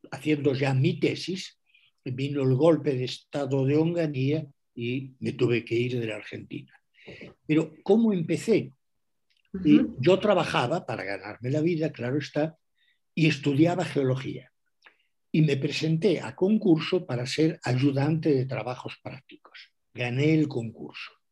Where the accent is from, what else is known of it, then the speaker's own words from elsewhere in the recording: Galicia, Spain; first language gl; Spanish is a second language; mi primera lengua, mi lengua materna, eh, es el gallego. Y después de aprender gallego y hablar gallego, tuve que aprender castellano.